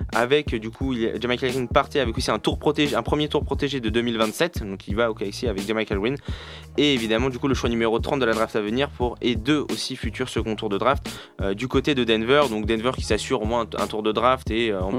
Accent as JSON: {"language": "French", "country": "France", "said": "nous, on a le droit en tant que Français à un juré français"}